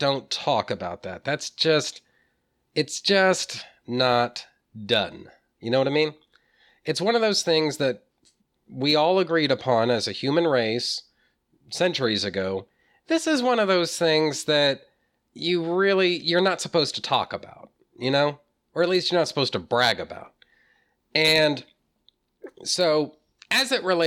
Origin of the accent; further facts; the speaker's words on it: Texas, United States; I'm from Texas, you know, born and bred